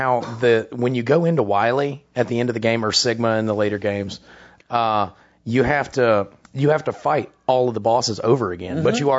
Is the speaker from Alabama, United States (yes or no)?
yes; Alabama, United States; we're from Alabama.